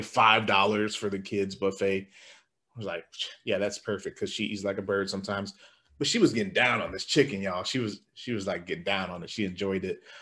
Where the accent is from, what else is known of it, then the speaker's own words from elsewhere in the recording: Nebraska, United States; we're from Nebraska